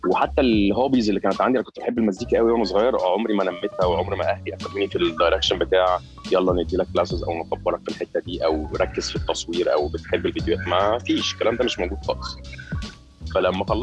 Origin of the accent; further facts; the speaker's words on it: Qatar; born there; البدايه كانت اول لما انا اتولدت في قطر ده كانت آه، اول خمس سنين من حياتي